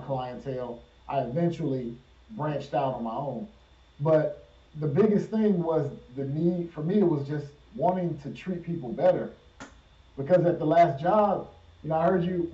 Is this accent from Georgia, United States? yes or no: yes; Decatur, Georgia, United States; also born or lived in Atlanta, Georgia / North Carolina; I was born in Atlanta, Georgia, and I grew up in Decatur, Georgia